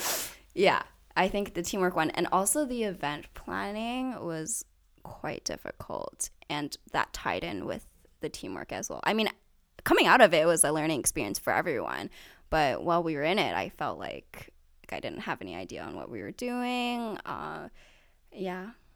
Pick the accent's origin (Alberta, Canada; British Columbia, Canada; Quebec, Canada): British Columbia, Canada; Richmond; I've grown up here in Richmond my entire life